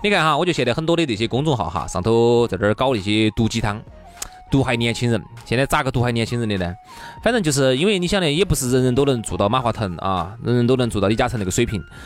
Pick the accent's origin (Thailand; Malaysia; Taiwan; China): China; 当然我们中国人本来就比较爱钱嘛